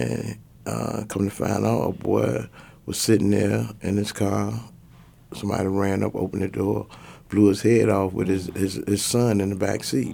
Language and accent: English; Portsmouth, Virginia, United States; Portsmouth is like, uh, if you Google it, it's like the worst city in Virginia. It's the most dangerous city in Virginia. So, uh, I pretty much grew up in the projects